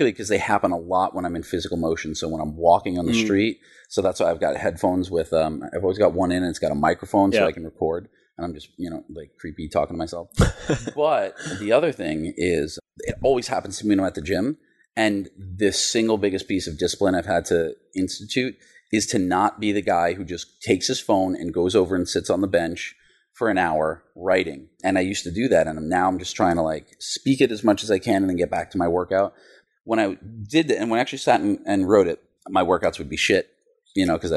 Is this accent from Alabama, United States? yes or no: no; New York City, New York, United States; when I was a kid growing up in Queens